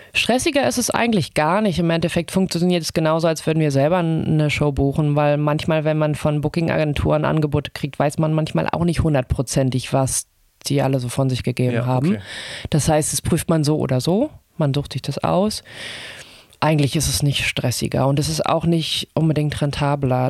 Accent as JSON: {"language": "German", "country": "Germany", "tie": "born or raised there", "moved": "yes", "lives_now": "Hamburg, Germany", "said": "ich bin in der DDR aufgewachsen"}